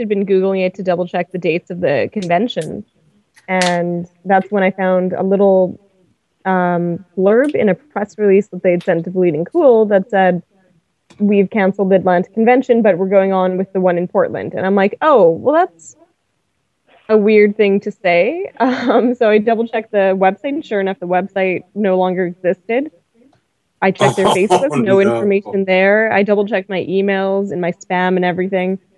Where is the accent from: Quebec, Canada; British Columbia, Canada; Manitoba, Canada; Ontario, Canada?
Manitoba, Canada; Winnipeg; Winnipeg, where I'm from